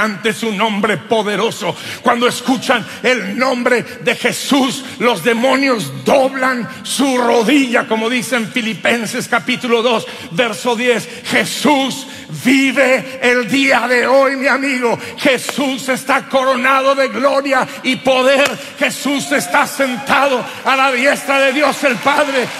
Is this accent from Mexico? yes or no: yes; Durango, Mexico; Allá en mi pueblo de Durango